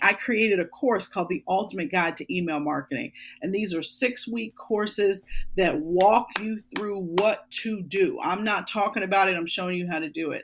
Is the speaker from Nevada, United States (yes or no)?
no; Pittsburgh, Pennsylvania, United States; born or raised there; moved away as an adult; now in Philadelphia, United States